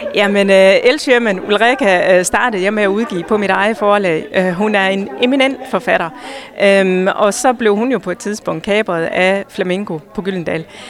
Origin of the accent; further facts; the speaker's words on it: Hjørring, North Denmark Region, Denmark; jeg er opvokset i Jørgen, og jeg elsker byen